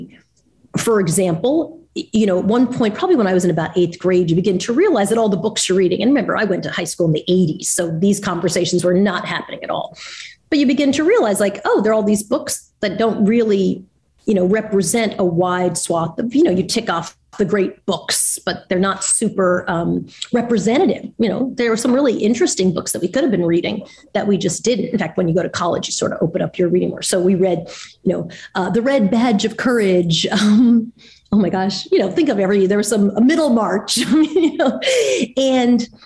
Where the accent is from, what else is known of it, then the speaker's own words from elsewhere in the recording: Long Island, New York, United States; moved away; I grew up in Long Island